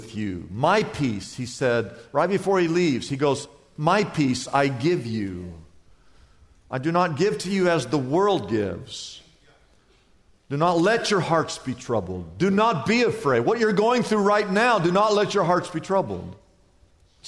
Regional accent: Midwest, United States; now in Southern California, United States; growing up in the Midwest

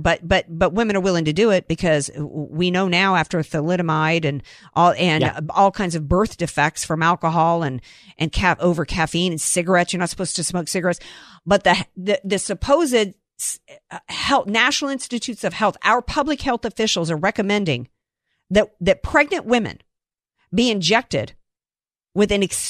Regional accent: United States; That was information we needed to have as American citizens.

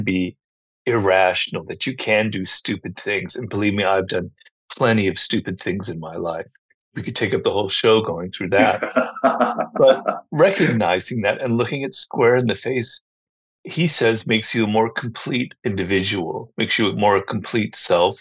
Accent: Los Angeles, California, United States; also born or lived in Berkeley, California / Madison, Wisconsin; I'm a California boy. I was born and raised in Los Angeles

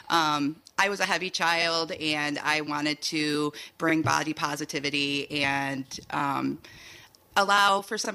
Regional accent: Holland, Michigan, United States; now in Fennville, United States; I grew up in Holland.

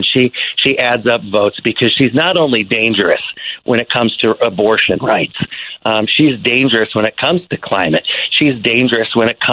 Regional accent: Rockford, Illinois, United States; also born or lived in Tyler, Texas / Quad Cities; I was growing up in Rockford, Illinois. It was a great place to grow up

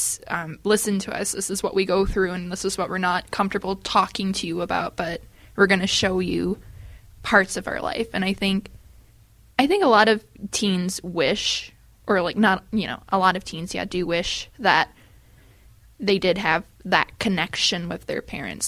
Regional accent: Rockford, Illinois, United States; I'm from Rockford

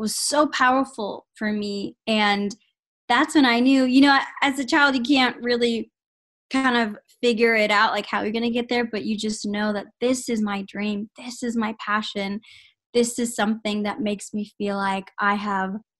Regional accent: San Antonio, Texas, United States; born and raised in San Antonio, Texas

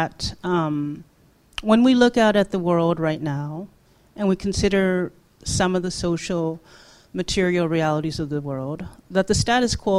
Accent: Toronto, Ontario, Canada; also born or lived in South Korea; I'm a working class Korean immigrant. And, growing up in Toronto

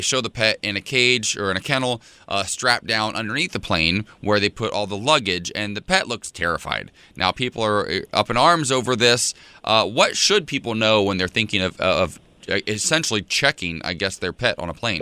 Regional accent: Salina, Ohio, United States; moved away; my hometown back in Salina, Ohio

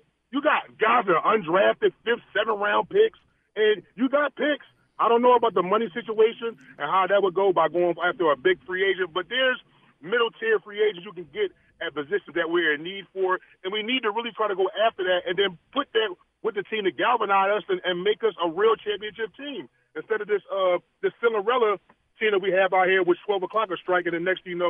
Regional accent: Philadelphia, Pennsylvania, United States; I'm a Philadelphian.

